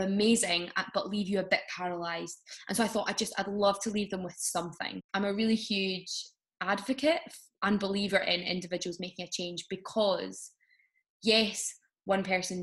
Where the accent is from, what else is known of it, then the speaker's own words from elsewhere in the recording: Glasgow, Scotland, United Kingdom; also born or lived in Edinburgh; Even though I'm from Glasgow, I wasn't living there at the time.